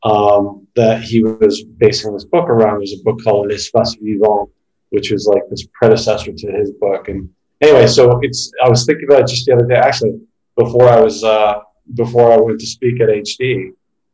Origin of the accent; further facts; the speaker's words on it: Toronto, Ontario, Canada; moved away as an adult; now in New York, United States; I grew up in Toronto. And I left Toronto in 96, actually. And we made my way to New York